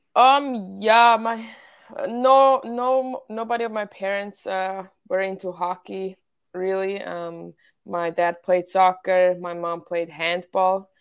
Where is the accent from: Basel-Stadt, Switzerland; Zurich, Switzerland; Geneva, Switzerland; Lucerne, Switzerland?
Zurich, Switzerland; Winterthur; English is a second language; now in United States; I joined my home club team, Ehatse Winterthur